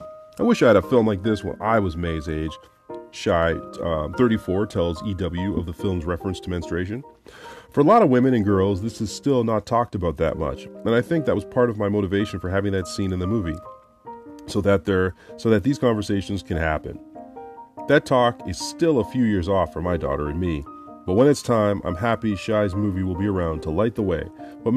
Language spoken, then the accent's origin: English; Florida, United States; Growing up in Florida in the 80s, it never occurred to me or my parents to serve Filipino food when my friends came over.